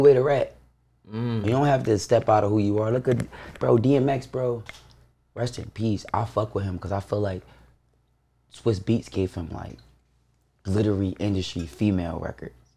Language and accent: English; Baltimore, Maryland, United States; I'm from Baltimore.